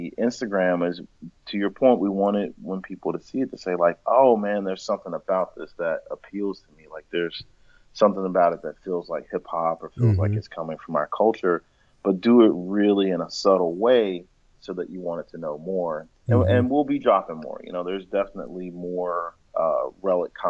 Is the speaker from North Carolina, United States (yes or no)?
yes; Greensboro, North Carolina, United States; moved away; I grew up in Greensboro, North Carolina